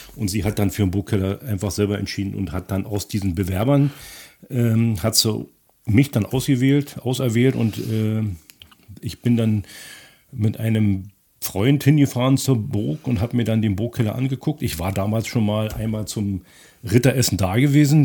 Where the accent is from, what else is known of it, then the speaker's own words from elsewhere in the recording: Pritzwalk, Brandenburg, Germany; also born or lived in Potsdam; nach Pritzberg wieder zurück, zu meinem Heimatort